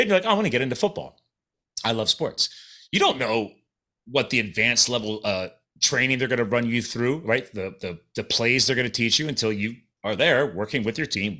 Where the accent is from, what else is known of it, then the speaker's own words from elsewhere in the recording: Pennsylvania, United States; accent: Philadelphia; moved away as an adult; also born or lived in New Jersey / Arizona / Colorado; I was born in Jersey and I grew up in Pennsylvania